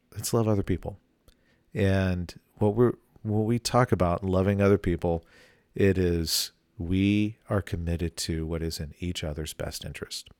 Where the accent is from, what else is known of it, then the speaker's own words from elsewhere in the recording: the South, United States; I grew up in the South